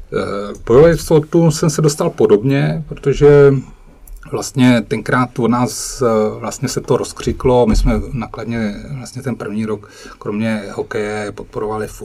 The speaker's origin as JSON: {"language": "Czech", "country": "Cuba", "tie": "born or raised there", "said": "To bylo daný tím, že jsem vyrůstal na Kubě a tam, tam eh, nebylo kromě Majora Zemana"}